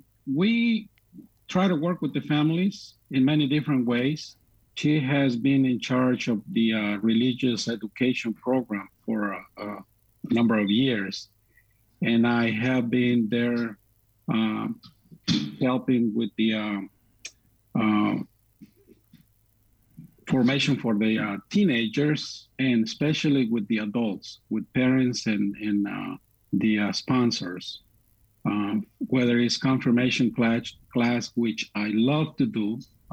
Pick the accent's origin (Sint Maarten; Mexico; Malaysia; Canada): Mexico; also born or lived in South Bend, Indiana; now in Chicago, United States; Well, I was born and raised in Mexico. I have four sisters and two brothers. I was born in a tiny little forgotten place and a rural place in Mexico.